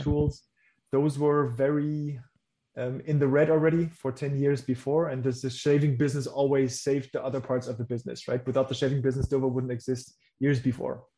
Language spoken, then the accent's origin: English; Germany; English is a second language; my first language is not English. So I was born in Germany